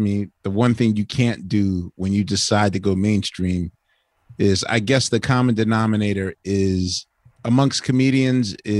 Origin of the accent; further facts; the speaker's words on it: Philadelphia, Pennsylvania, United States; also born or lived in London, England; I'm from Philly